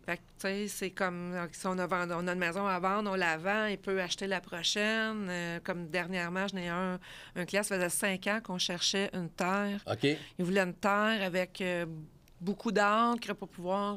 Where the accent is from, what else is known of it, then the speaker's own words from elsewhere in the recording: Laval, Quebec, Canada; moved away as an adult; now in Granby, Canada; je suis originaire de Laval